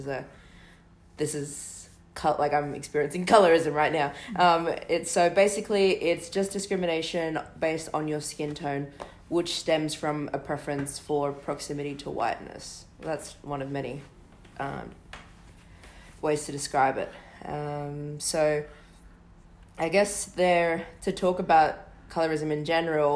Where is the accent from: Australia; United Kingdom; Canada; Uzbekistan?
Australia; also born or lived in Western Sydney; Australian-raised Melanesian and Polynesian